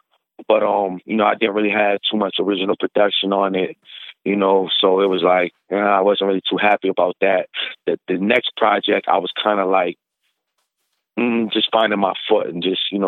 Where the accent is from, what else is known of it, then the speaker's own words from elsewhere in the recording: Syracuse, New York, United States; moved away; also born or lived in Buffalo; I'm originally from Syracuse.